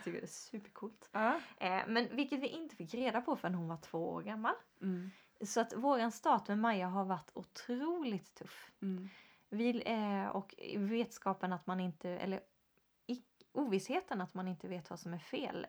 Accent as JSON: {"language": "Swedish", "country": "Sweden", "said": "vi som svenskar"}